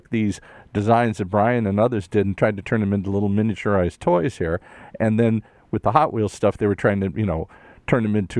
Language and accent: English; Detroit, Michigan, United States; I was just a suburban kid growing up in Detroit.